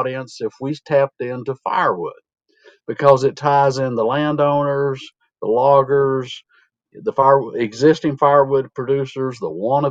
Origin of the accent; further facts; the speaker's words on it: Iredell County, North Carolina, United States; from Western North Carolina, Iredell County in the Piedmont, 1,000 feet elevation. Grew up on the family farm and still have part of it that I live on